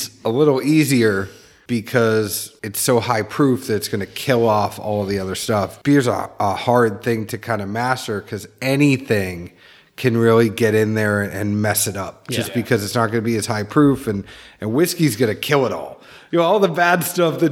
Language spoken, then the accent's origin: English; Boston, Massachusetts, United States; being a Bostonian